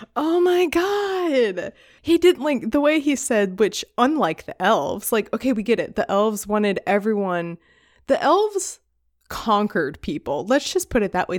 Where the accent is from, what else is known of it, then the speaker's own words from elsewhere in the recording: United States; as an American